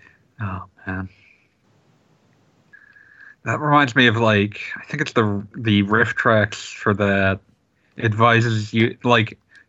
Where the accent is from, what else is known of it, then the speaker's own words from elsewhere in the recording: Oregon, United States; I grew up in Oregon.